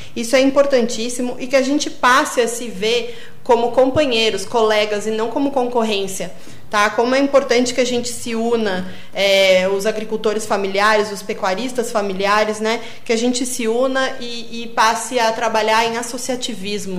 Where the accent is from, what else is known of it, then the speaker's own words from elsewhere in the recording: Porto Alegre, Rio Grande do Sul, Brazil; moved away as an adult; now in Encruzilhada do Sul, Brazil; eu sou de Porto Alegre e, estou aqui já há alguns anos